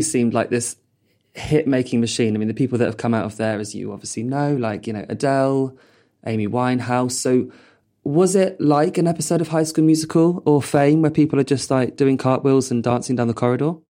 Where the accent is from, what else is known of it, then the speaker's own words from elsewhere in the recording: Purley, London, United Kingdom; I grew up in Purley